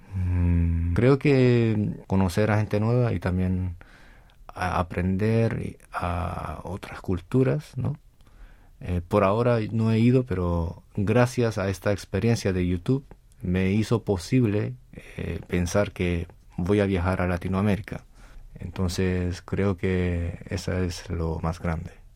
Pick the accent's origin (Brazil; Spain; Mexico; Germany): Spain; Las Palmas de Gran Canaria, Canary Islands; moved away as an adult; now in South Korea; nací en España y me vine cuando tenía 18